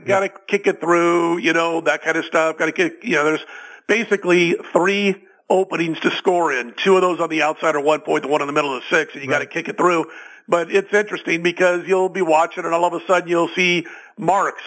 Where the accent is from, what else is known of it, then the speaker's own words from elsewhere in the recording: Omaha, Nebraska, United States; when I was a, a young guy growing up in Omaha